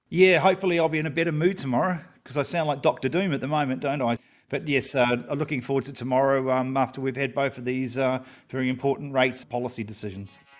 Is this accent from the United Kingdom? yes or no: no; New Zealand; as a Kiwi